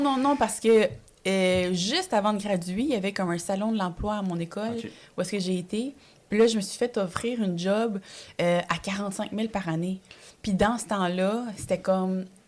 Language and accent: French; Montreal, Quebec, Canada; born or raised there; French is a second language; also born or lived in El Salvador / Ottawa